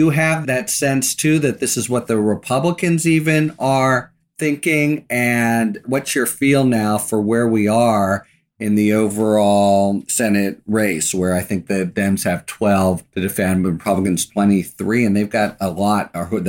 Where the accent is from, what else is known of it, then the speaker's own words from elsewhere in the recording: Pennsylvania, United States; I'm from Western Pennsylvania. I love that moment.